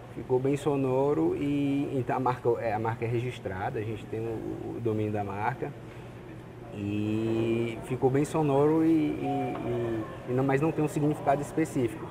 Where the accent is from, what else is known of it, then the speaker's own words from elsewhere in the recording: Fortaleza, Ceará, Brazil; also born or lived in Anápolis, Goiás; a gente tinha seis anos, a gente mudou de Anápolis, Goiás para Fortaleza